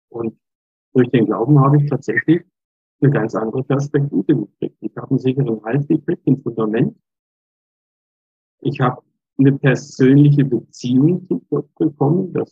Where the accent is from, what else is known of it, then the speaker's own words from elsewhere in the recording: Altnisbach, Germany; Vier Jahre später das Priesteramt dann in Altnisbach, in meiner Heimatgemeinde.